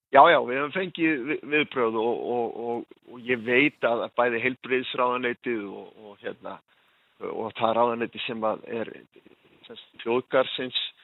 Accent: Vestmannaeyjar, Southern Region, Iceland; also born or lived in Hornafjörður; now in Höfn, Iceland; Ég er frá Vestmanheim

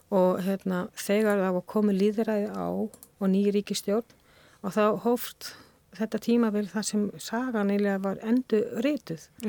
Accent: Spain; Icelandic is a second language; moved away as an adult; also born or lived in Denmark / Netherlands; now in Iceland; á unglingsárum eldst ég upp á Spáni

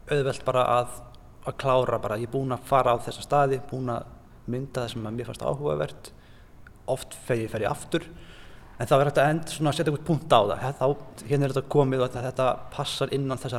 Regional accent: Hveragerði, South Region, Iceland; Litlum bæ, ég er úr

